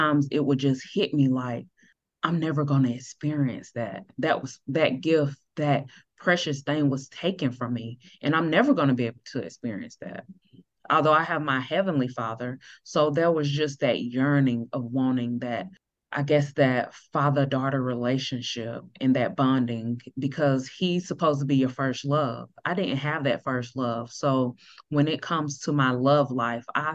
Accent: Greenville, South Carolina, United States; now in Dallas, United States; Originally, I'm from Greenville, South Carolina, but now I reside in Dallas, Texas

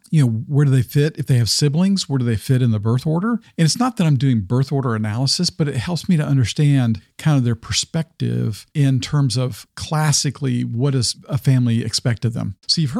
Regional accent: the South, United States; Like, I grew up in the South primarily. With my dad was military, which even the military context colored my view when I was much younger.

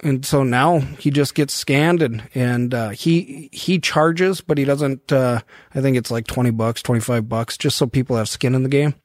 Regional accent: Devils Lake, North Dakota, United States; moved away; also born or lived in Chaska, Minnesota; I grew up in Devil's Lake and I don't get home that much

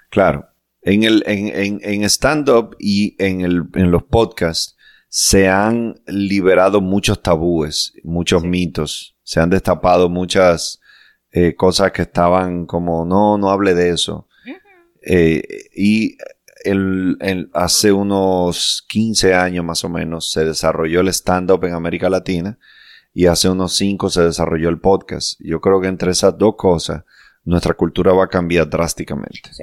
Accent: Dominican Republic; nosotros somos un país chiquitico

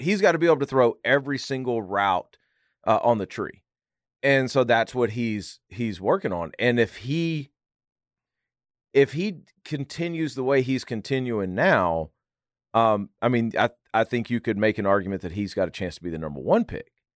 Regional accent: Arkansas, United States; moved away; I'm from Arkansas originally, or I lived there for eight years

